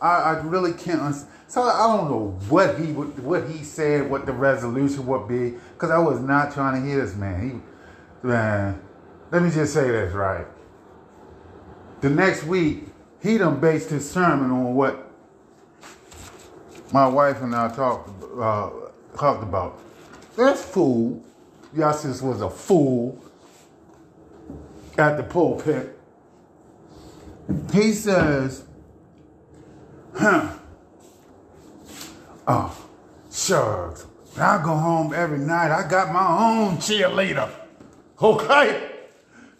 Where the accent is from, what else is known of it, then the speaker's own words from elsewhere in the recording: Baltimore, Maryland, United States; I'm from East Baltimore. That's what we do. The reason why we loud in East Baltimore, because in East Baltimore, we had mostly projects down there